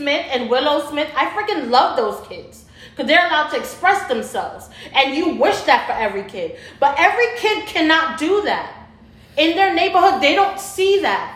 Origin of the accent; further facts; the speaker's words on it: Jamaica; now in United States; I'm Jamaican.